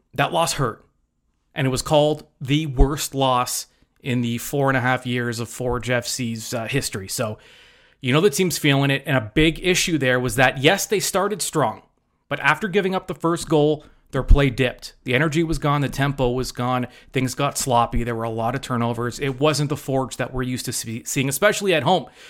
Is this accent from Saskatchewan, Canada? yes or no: no; Hamilton, Ontario, Canada; you're born and raised in Hamilton.